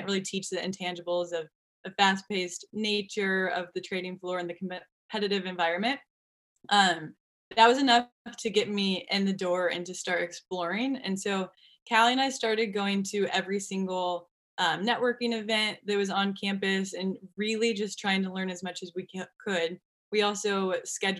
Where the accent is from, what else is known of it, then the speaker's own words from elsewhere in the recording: Kansas City, United States; Growing up in Kansas City